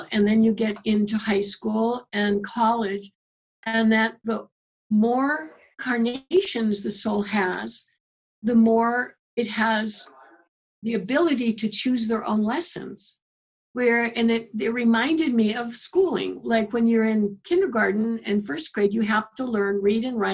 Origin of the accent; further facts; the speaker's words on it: Chicago, Illinois, United States; also born or lived in Morocco / New Mexico; now in Tucson, United States; I grew up in Chicago. I lived in Morocco for a couple of years. I lived in New Mexico. I lived in Tucson now here